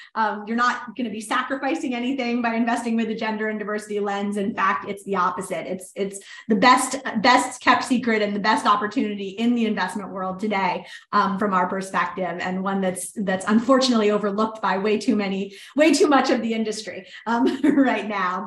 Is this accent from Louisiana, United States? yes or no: yes; New Orleans, Louisiana, United States; moved away; New Orleans, which was my hometown.